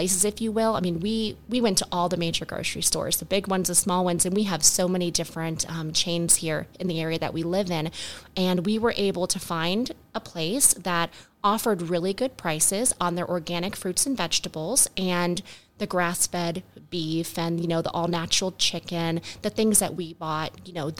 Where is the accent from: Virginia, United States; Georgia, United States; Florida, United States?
Florida, United States; We grew up here in the South, here in Florida